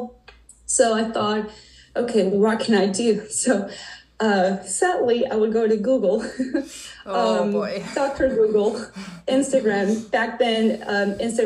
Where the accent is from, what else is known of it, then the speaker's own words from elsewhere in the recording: Venezuela; moved away as an adult; now in United States; I was born and raised in Venezuela, and I have been living here in the States for probably the past 10 years.